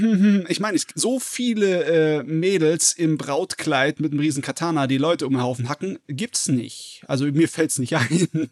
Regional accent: Germany; bei uns in Deutschland

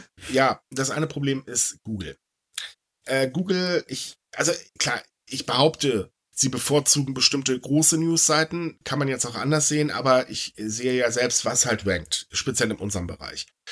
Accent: Elbe-Jeetzel area, Lower Saxony, Germany; die Elbe Jezel Zeitung aus meiner Heimat

